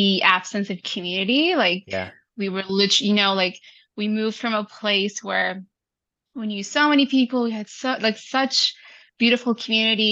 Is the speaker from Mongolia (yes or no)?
no; Saudi Arabia; also born or lived in Vancouver, Canada; now in Toronto, Canada; I was born and raised in Saudi Arabia